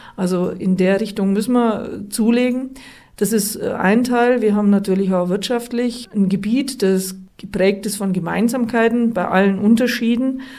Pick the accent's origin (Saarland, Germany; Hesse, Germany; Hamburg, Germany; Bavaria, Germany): Bavaria, Germany; Treuchtlingen; da, wo ich herkomme, in Treuchtlingen, mit einer integrierten, differenzierten Gesamtschule anfangen konnte